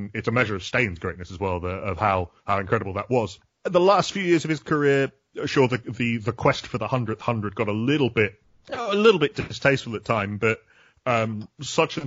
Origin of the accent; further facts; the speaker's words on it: Yorkshire and the Humber, United Kingdom; I'm from Yorkshire as well